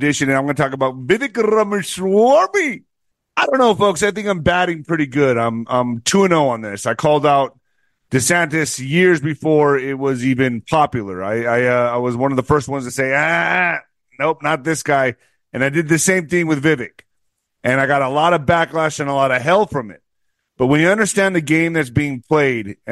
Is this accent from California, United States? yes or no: no; El Paso, Texas, United States; my hometown